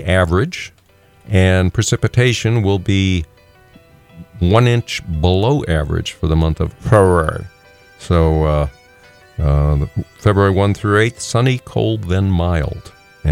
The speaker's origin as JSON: {"language": "English", "region": "Texas", "country": "United States", "tie": "born or raised there", "also_born_or_lived": "Virginia", "moved": "as an adult", "said": "I am a native Texan"}